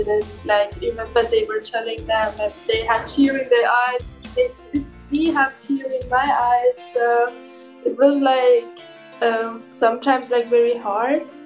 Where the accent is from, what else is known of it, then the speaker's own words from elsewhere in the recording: Iran; now in Berlin, Germany; I am originally Persian, but I'm living in Germany for years.